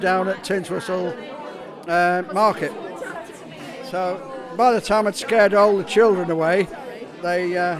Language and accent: English; Manchester, North West England, United Kingdom; moved away; I'm from Manchester, I'm from Cholton. I'm an import.